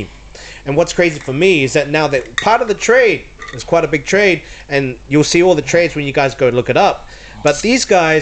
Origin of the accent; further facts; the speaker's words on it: New Zealand; moved away; we're from New Zealand, we're Kiwis